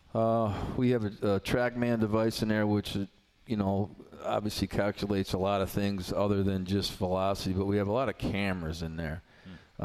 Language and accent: English; New York, United States; now in Blacksburg, United States; I grew up in New York in the in the 70s and 80s